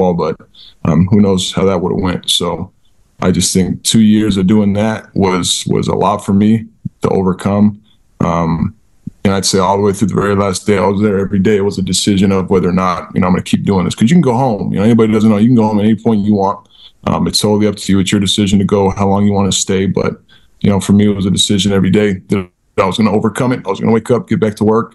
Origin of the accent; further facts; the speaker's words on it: Utah, United States; I grew up in Utah.